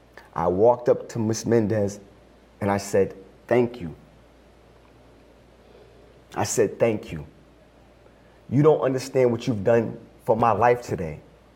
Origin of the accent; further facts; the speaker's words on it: Brockton, Massachusetts, United States; I grew up in Brockton around wonderful Cape Verdean people.